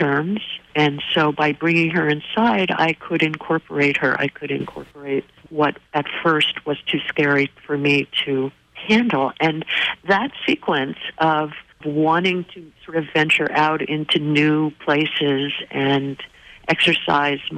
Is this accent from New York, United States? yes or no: no; New Jersey, United States; When I was younger, I grew up in New Jersey